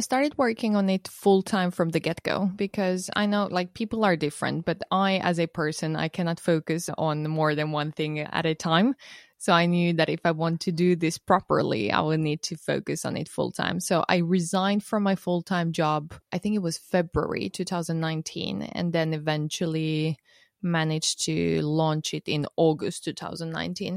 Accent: Finland; moved away as an adult; also born or lived in Estonia; I was born and raised in Finland, but my parents are Romanian

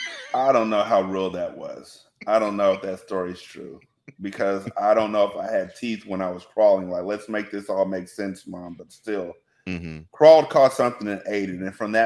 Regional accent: California, United States; born there; also born or lived in Washington; My mom, even though I was born here in California, we spent a lot of time in Washington where it rained all the time.

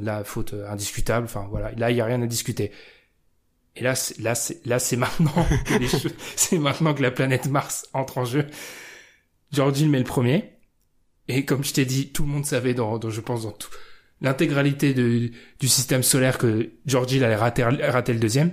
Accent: France; Je suis français

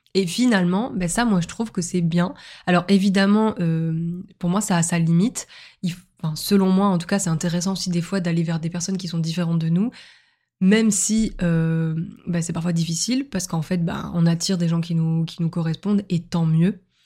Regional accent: Montpellier, Occitania, France; moved away as an adult; now in Lille, France; ma ville natale qui est Montpellier

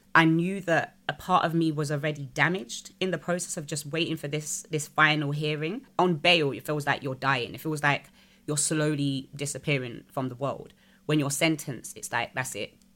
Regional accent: United Kingdom; I'm British

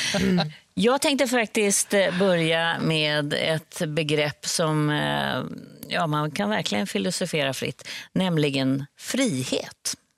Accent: Sweden; stå som svensk

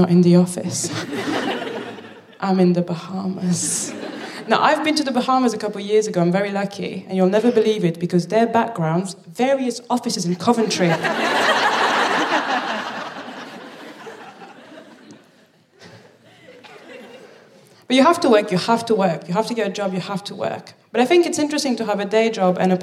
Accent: Paris, Île-de-France, France; also born or lived in Birmingham, United Kingdom; now in London, United Kingdom; I'm from Paris

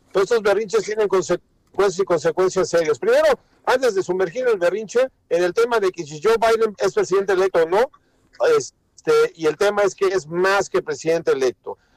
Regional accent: Mexico; nosotros que somos mexicanos

